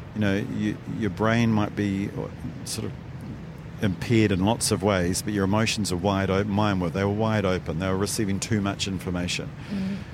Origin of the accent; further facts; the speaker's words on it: New Zealand; my hometown